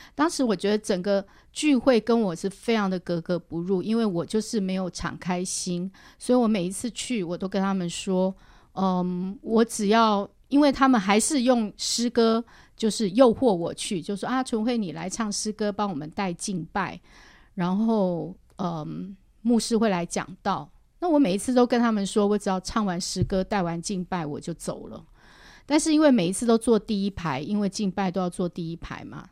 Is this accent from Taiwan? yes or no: yes; Guanyin, Taoyuan, Taiwan; 我从小是，呃，在桃园县的观音乡，算是客家村长大